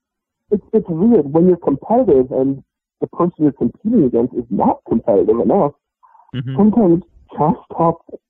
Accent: New York City, New York, United States; I grew up in Brooklyn, and I grew up playing chess in the park

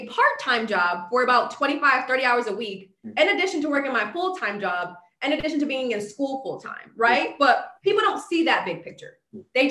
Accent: Bridgeport, Connecticut, United States; Growing up in Bridgeport

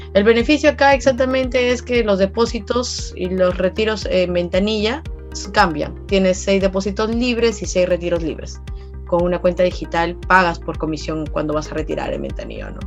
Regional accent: Peru; para nosotros como país, como peruanos

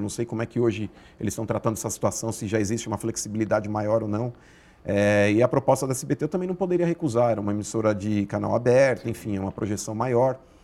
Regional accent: São Paulo, Brazil; born or raised there

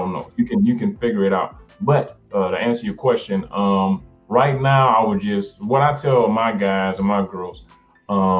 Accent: Detroit, Michigan, United States; I'm from Detroit

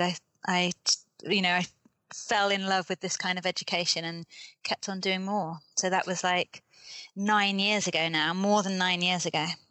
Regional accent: United Kingdom; accent: British; moved away as an adult; also born or lived in Cambodia; now in Kathmandu, Nepal; I am British. I was born in the UK, mm-hmm. which explains my accent

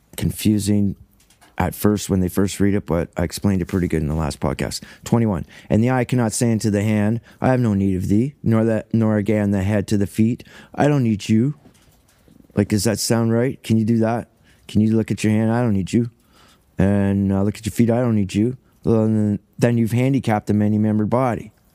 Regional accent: Cambridge, Ontario, Canada; first language English; also born or lived in Paisley, Ontario; now in Saugeen Shores, Canada; I'm white trash from Ontario, Cambridge, Ontario, Canada

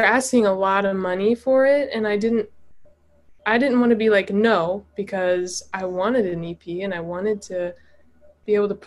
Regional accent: Atlanta, Georgia, United States; moved away as an adult; now in Nashville, United States; I'm originally from Atlanta, Georgia, but about, I guess, 6 months ago now, I moved to Nashville, Tennessee

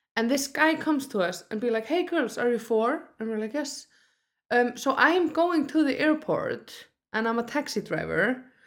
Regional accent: Iceland; I grew up in Iceland

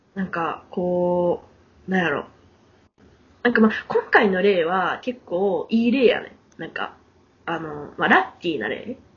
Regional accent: Kansai, Japan; 私関西なんです

